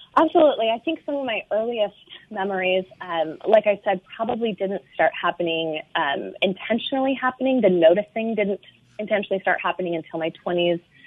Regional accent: Pacific Northwest, United States; also born or lived in Seattle, Washington; now in San Francisco Bay Area, United States; I grew up in the Pacific Northwest

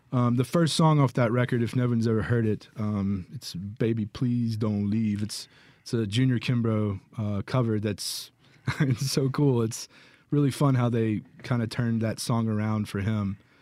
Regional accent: Jackson, Mississippi, United States; also born or lived in Flowood; born and raised in Jackson

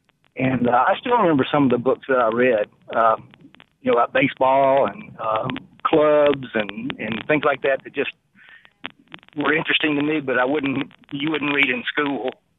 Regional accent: Memphis, Tennessee, United States; now in Pontotoc, United States; growing up in Memphis.

